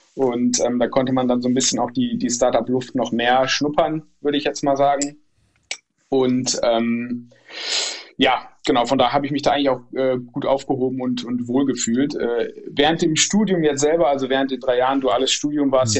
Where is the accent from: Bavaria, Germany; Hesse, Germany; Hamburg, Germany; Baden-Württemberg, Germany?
Hesse, Germany; Northern; moved away as an adult; also born or lived in Stuttgart; meiner alten Heimat, wo ich jetzt auch wieder bin in Nordhessen